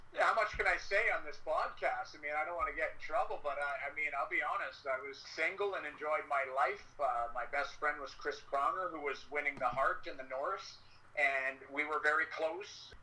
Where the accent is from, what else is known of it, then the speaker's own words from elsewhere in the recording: Edmonton, Alberta, Canada; I grew up in Edmonton